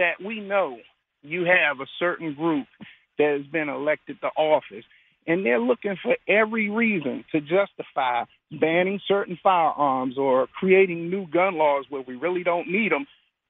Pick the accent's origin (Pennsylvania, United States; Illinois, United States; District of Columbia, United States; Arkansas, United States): District of Columbia, United States; Washington; I'm from Washington, D.C. When I was a little boy, you could go up to the Capitol